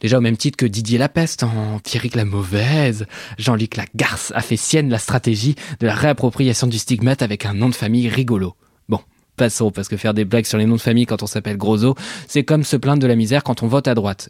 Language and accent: French; Switzerland; je suis suisse